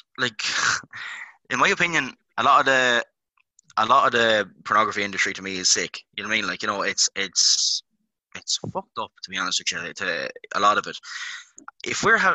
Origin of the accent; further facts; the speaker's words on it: Ireland; we're all Irish, guys. We've all grown up in this country.